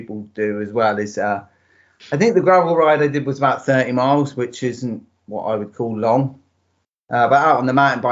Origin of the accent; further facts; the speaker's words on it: Devon, South West England, United Kingdom; moved away as an adult; now in Northern Ireland, United Kingdom; I'm originally from England, yeah, originally from Devon. I moved over to Northern Ireland 10 years ago for work.